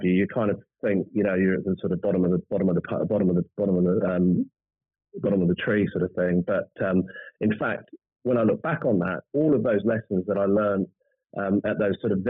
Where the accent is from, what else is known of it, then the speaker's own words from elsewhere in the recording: New Zealand; moved away; I was born and bred in New Zealand